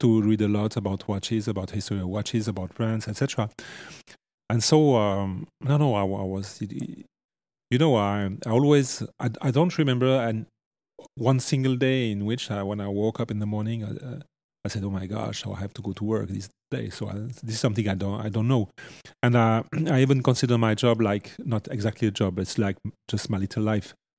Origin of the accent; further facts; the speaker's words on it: Vallée de Joux, French part of Switzerland, Vaud, Switzerland; I was born in the French part of Switzerland and, uh, in the Vallée des Joues, the cradle of, uh, fine watchmaking